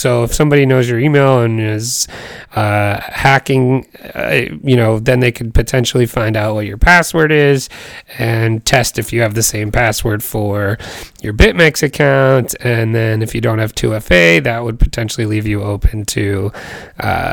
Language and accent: English; United States; I'm American